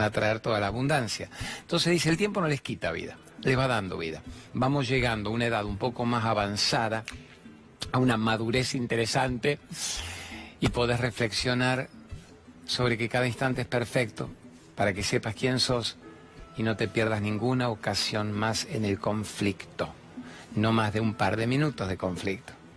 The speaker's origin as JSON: {"language": "Spanish", "country": "Venezuela", "moved": "yes", "lives_now": "Argentina", "said": "soy venezolana"}